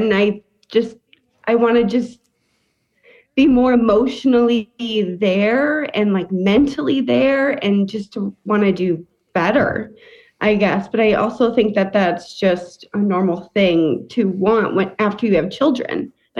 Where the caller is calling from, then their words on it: Illinois, United States; Close to Chicago.